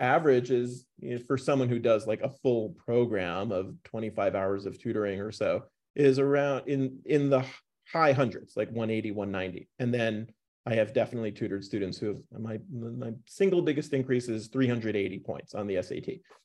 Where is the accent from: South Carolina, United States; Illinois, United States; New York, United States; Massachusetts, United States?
New York, United States; also born or lived in North Carolina; now in Boulder, United States; Binghamton University, where I, uh, close to where I grew up in New York